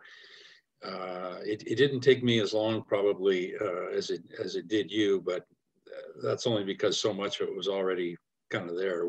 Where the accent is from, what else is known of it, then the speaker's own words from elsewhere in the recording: Canada; I kind of love being in Canada. I love being Canadian. I love the opportunities we have here for outdoor adventure.